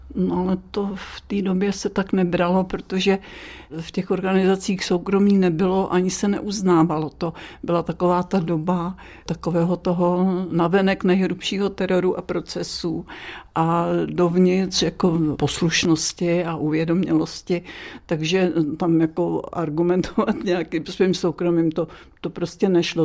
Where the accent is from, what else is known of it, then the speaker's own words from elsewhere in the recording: Dobříš, Central Bohemian Region, Czechia; bydlela jsem na zámku na Dobříši a jezdila jsem do Příbramy, do školy